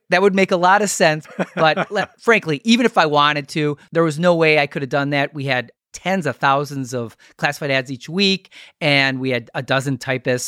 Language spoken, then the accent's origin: English; Milwaukee, Wisconsin, United States; We're from Milwaukee.